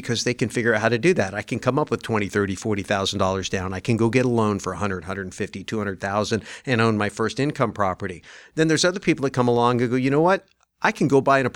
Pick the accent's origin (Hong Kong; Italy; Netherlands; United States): United States; Santa Clara Valley, California; I grew up in Silicon Valley. Before it was Silicon Valley. I grew up when it was Santa Clara Valley